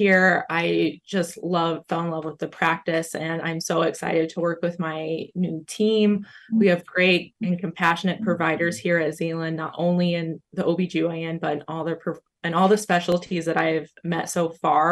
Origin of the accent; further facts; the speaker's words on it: Muncie, Indiana, United States; moved away as an adult; also born or lived in Tennessee; now in Zeeland, United States; I grew up in Muncie, Indiana